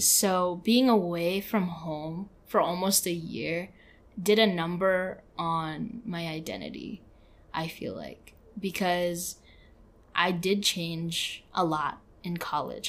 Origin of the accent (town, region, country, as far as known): San Francisco, California, United States; born or raised there; moved away as an adult